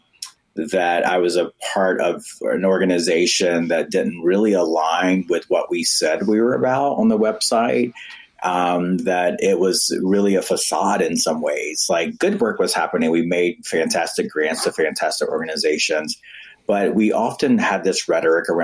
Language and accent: English; North Carolina, United States; I'm from the U.S. South, North Carolina specifically